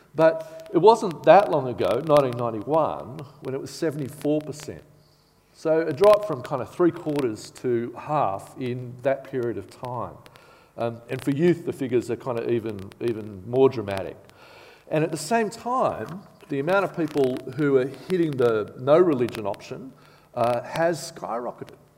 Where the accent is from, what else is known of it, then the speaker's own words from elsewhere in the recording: Bathurst, New South Wales, Australia; now in Canberra, Australia; I grew up in Bathurst